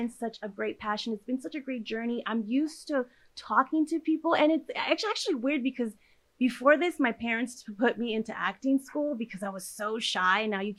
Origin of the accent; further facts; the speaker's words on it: California, United States; also born or lived in Nayarit, Mexico; So I was born in Nayarit, Mexico, and I was actually raised here in Orange County, California. So I did actually lose the accent.